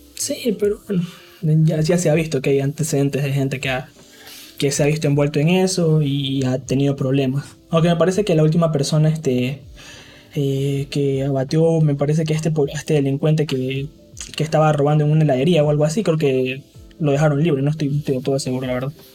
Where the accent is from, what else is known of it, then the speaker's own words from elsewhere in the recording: Ecuador; vivir aquí en mi país